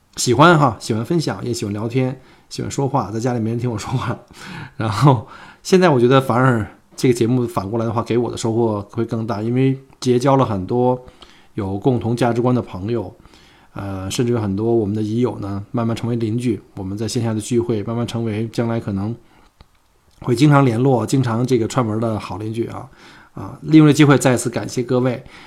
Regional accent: China; now in Melbourne, Australia; 我们中国人熟悉的双十一

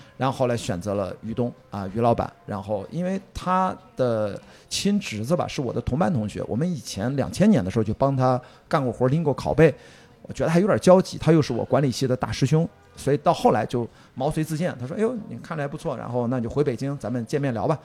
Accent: Qingdao, Shandong, China; moved away; also born or lived in Beijing; 在青岛，我在家乡

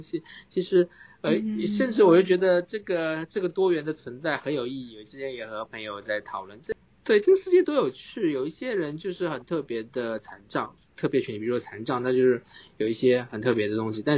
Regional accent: Suzhou, Jiangsu, China; 因为苏州有一个意式辅具，呃，他们也正好在我家乡居然有个辅具店在做白手杖

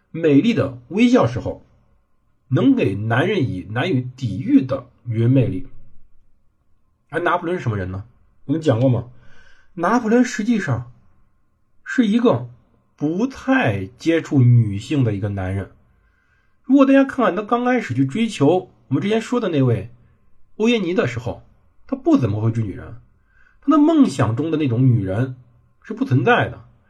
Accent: China; 我们中国人

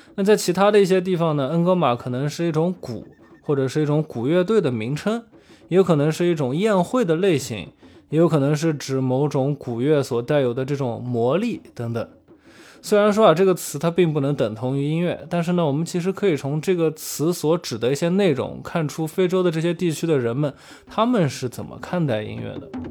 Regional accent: China; 我们中国人

